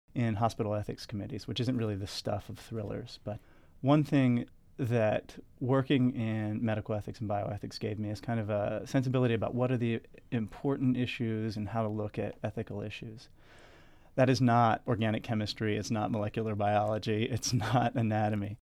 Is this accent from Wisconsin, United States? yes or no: no; York, Pennsylvania, United States; moved away; also born or lived in Washington, D.C.; grew up in York, Pennsylvania, which is about forty minutes north of Baltimore